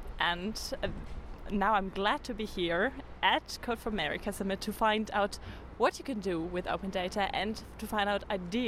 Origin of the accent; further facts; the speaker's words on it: Osnabrück, Lower Saxony, Germany; I'm from Osnabrück, which is a very small city in Germany.